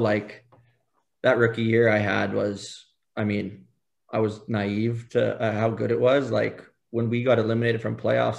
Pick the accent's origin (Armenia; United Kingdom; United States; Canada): Canada; Saskatchewan; accent: Saskatchewan; they all thought I was from Ireland because, like, my Saskatchewan accent.